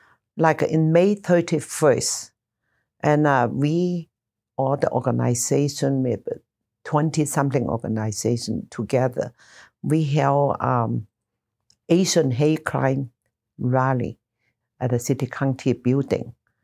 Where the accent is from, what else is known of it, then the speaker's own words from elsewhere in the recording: Nassau, New Providence, Bahamas; now in United States; I enjoy the weather because I'm from Nassau, Bahama. We always have hurricane and always, you know. So I was so happy there are no hurricane here.